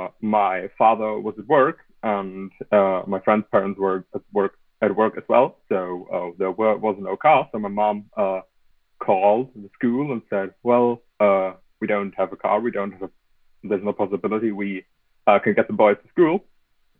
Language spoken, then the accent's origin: English; Germany; I'm from Germany.